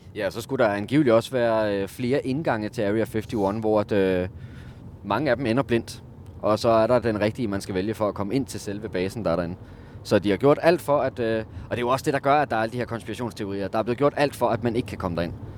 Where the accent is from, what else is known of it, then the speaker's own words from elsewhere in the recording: Denmark; jeg er fra Jylland.